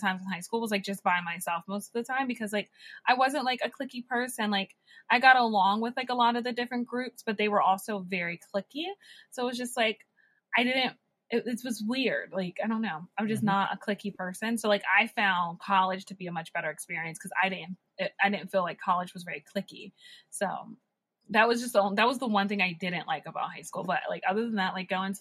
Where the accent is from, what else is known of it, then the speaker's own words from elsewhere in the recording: Chambersburg, Pennsylvania, United States; moved away as an adult; my hometown is, of course, like this little teeny tiny town called Chambersburg